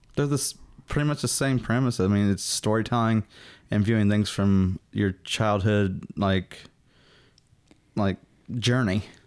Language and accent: English; Southern, United States; accent: Southern; me and my Southern accent